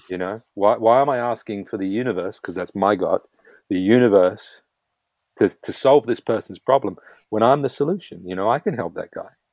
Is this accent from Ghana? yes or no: no; New Zealand; being a Kiwi, like myself